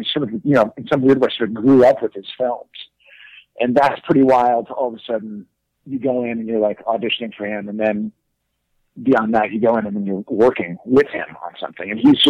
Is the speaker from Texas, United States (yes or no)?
yes; Texas, United States; also born or lived in New York / Boston; People, when they meet me, they definitely like don't think I'm from Texas. I think I definitely kind of associate with the East Coast in some level. I lived in New York